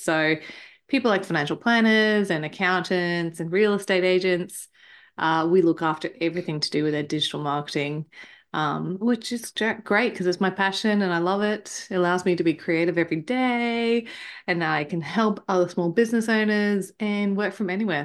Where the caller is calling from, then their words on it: Queensland, Australia; I am calling in from Queensland, Australia, where it is extremely hot at the moment.